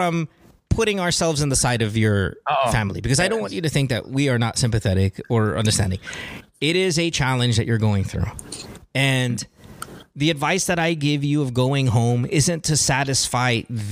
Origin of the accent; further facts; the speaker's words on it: Philippines; as a Filipino parent